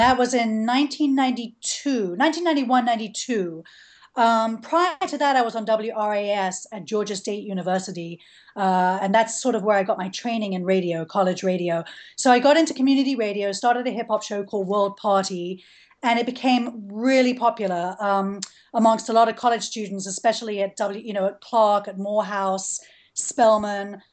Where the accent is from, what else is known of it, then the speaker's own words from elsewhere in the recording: London, United Kingdom; moved away as an adult; now in Atlanta, United States; I grew up in London.